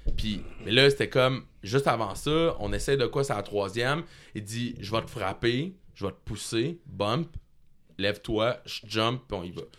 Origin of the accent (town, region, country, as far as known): Quebec, Canada